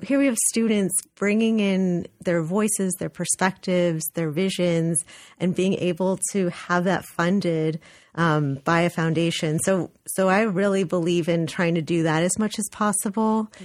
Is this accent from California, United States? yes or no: yes; Los Angeles, California, United States; moved away as an adult; also born or lived in Berkeley, California; now in New Haven, United States; I'm actually from California, so I was born and raised in Los Angeles